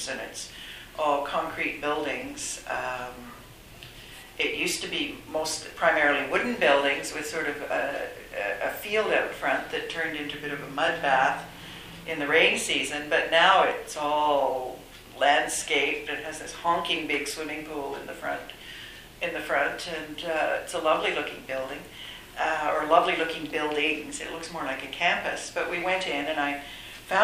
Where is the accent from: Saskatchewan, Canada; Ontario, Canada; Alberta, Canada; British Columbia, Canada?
Ontario, Canada; moved away as an adult; also born or lived in Toronto / Thailand; now in Vancouver, Canada; I'm from Ontario, I moved shortly after law school, I moved to Vancouver with my now husband.